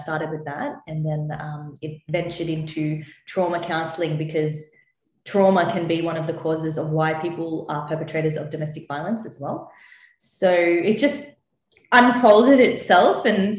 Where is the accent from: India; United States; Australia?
India; in my culture, so I'm Indian, there's not enough talk about trauma